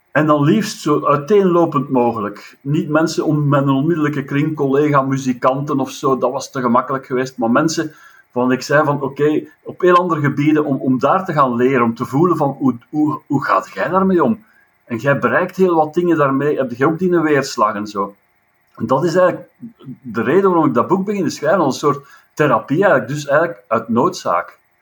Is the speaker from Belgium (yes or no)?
yes; a village 6 km from Leuven, Flanders, Belgium; in het dorpje waar ik geboren ben, en bijsem op 6 kilometer van Leuven